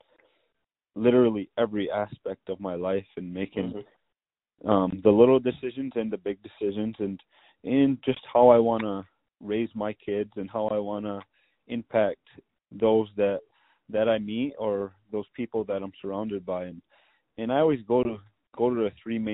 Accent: Onondaga Nation, New York, United States; growing up in Onondaga Nation

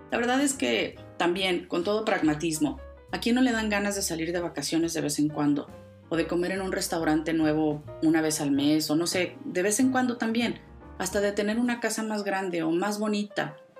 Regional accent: Mexico; moved away; viajaba con frecuencia a mi tierra a México

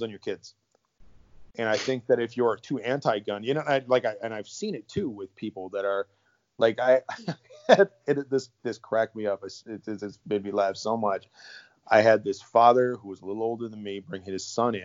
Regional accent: Iron Range, Minnesota, United States; moved away; Serbian kid from the Iron Range

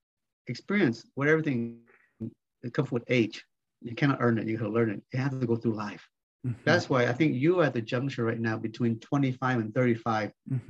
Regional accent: Salina, Kansas, United States; So that's where the beginning of our growing up in Salina, Kansas.

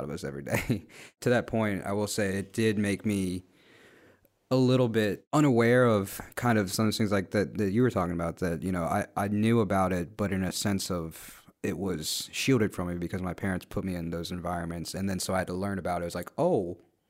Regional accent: West Virginia, United States; also born or lived in Guatemala; even though I grew up in West Virginia, which is a very country state

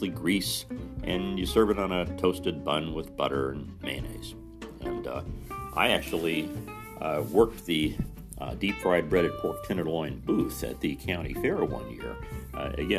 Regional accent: Mitchell, Indiana, United States; moved away as an adult; in my hometown

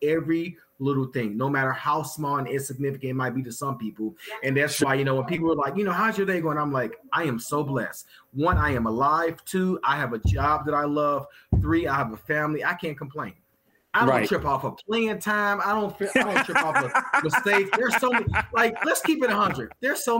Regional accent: St. Louis, Missouri, United States; growing up in the city of St. Louis, man, in that area at the time

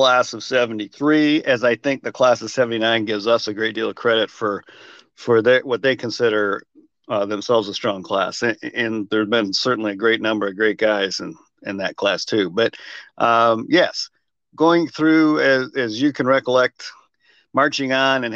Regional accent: Lowville, New York, United States; moved away as an adult; also born or lived in Colorado / Germany; I was born in Western New York, about 40 miles southeast of Buffalo

